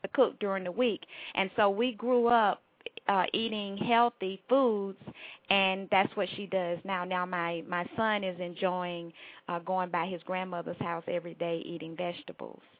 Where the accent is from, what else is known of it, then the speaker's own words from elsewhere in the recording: Durham, North Carolina, United States; moved away as an adult; now in Atlanta, United States; Durham, North Carolina is home. That's the accent. I live in Atlanta. I've been here since college for over 30 years